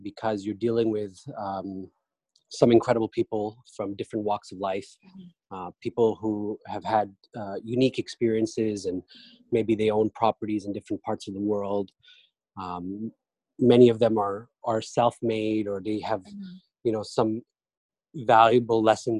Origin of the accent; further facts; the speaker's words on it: Canada; moved away as an adult; also born or lived in Pakistan; now in New York, United States; I'm Canadian by birth, born and raised there for most of my life, lived in Pakistan for a small stint